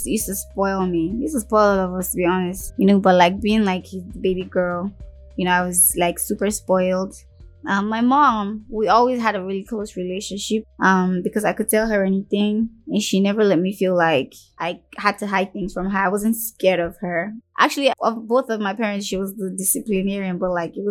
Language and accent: English; Lagos, Nigeria; also born or lived in Ojuelegba; I was born when we were living in Ojolegba, and I was raised in Surulere